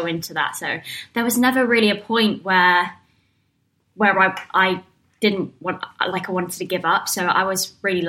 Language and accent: English; South East England, United Kingdom; So, but yeah, I'm from Surrey.